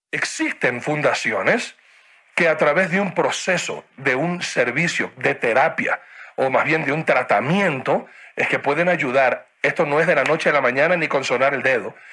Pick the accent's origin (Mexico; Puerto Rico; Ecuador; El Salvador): Ecuador; Guayaquil, Guayas; now in Quito, Ecuador; soy guayaquileño